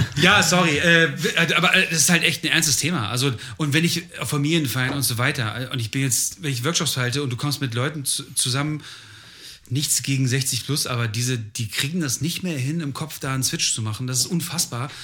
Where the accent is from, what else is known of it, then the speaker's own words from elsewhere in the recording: Germany; aus irgendeinem Grund bin ich Deutscher